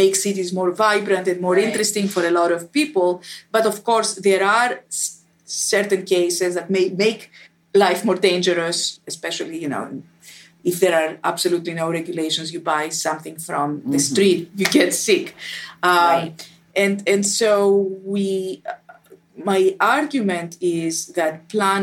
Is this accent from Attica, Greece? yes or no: yes; Athens, Attica, Greece; moved away as an adult; I was born in Athens and spent my first 25 years of my life there